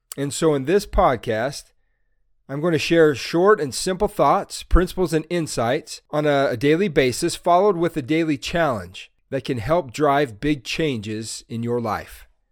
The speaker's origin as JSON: {"language": "English", "town": "Salt Lake City", "region": "Utah", "country": "United States", "said": "I'm from Salt Lake City, Utah."}